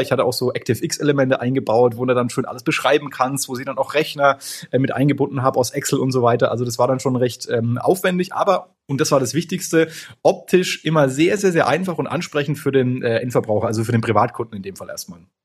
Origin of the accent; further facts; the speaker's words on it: Franconia, Bavaria, Germany; bei uns in Franken